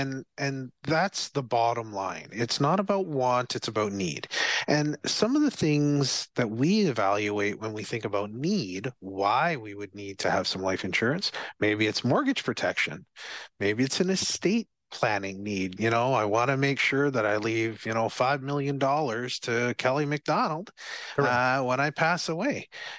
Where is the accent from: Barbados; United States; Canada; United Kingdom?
Barbados; Yeah, I skated before, but very, very little before, because I came from Barbados.